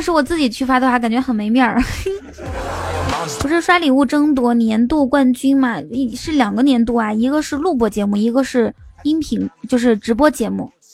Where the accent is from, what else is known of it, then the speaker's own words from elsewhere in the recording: Inner Mongolia, China; now in Shanghai, China; 我是内蒙古人